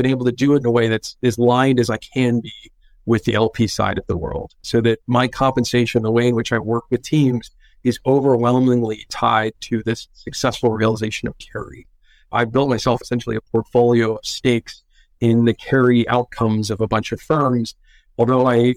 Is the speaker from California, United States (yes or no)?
yes; Northern California, United States; growing up in Northern California is being spoiled with all these things to do outside all year round